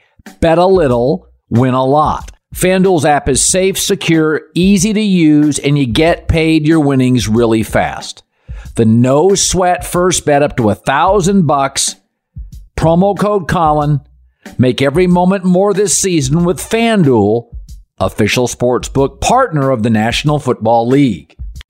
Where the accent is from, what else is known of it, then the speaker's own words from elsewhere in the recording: Pacific Northwest, United States; I grew up in the Pacific Northwest, and there was always sort of a running joke with the Washington State Cougars